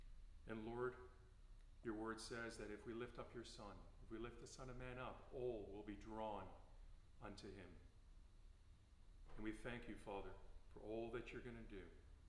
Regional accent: Canada; I sound American, but I'm Canadian. Just thought I'd clarify that.

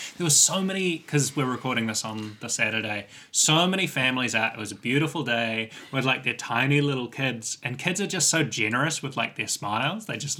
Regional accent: Hamilton, Waikato, New Zealand; now in Wellington, New Zealand; I grew up in Hamilton and the Waikato

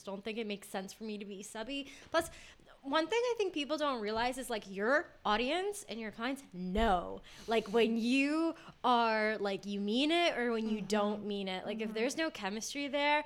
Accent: United States; moved away as an adult; also born or lived in London; as an American student, you weren't allowed to work more than 20 hours

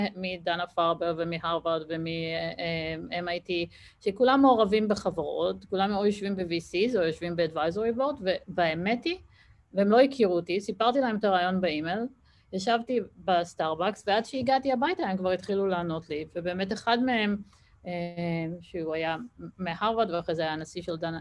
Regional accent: Israel; moved away as an adult; now in Boston, United States; בתור ישראלית

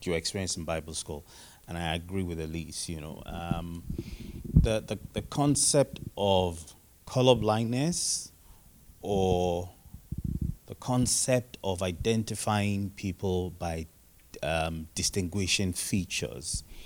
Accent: Nigeria; I'm from Nigeria.

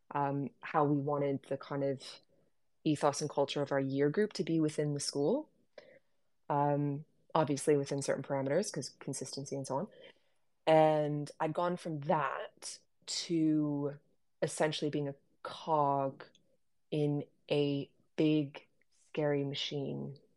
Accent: Bahamas; moved away as an adult; also born or lived in Canada / London, United Kingdom; now in Derby, United Kingdom; I'm Canadian, but I grew up in the Bahamas and I came to the UK in 2010

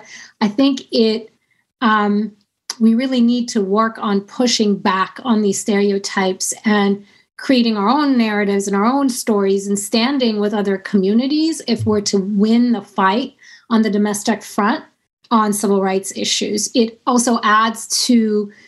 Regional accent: United States; That's not the kind of American I am

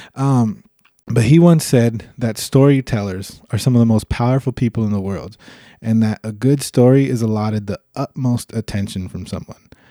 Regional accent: Los Angeles, California, United States; I'm from Los Angeles, California

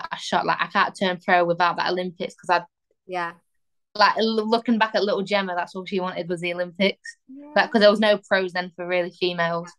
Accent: England, United Kingdom; I'm England through and through

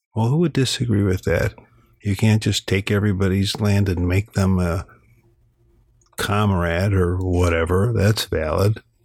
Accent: Illinois, United States; I come from Illinois, land of Lincoln

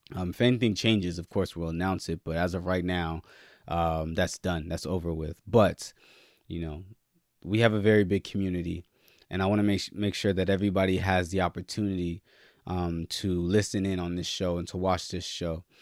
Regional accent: Nigeria; I'm Nigerian

